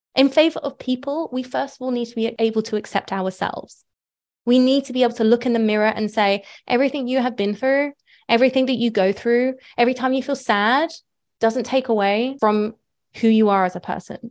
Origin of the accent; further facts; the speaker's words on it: United Kingdom; moved away; I'm British